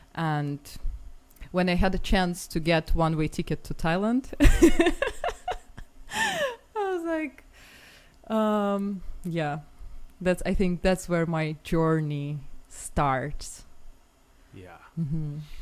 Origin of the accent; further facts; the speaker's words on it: Moscow, Russia; was raised in Moscow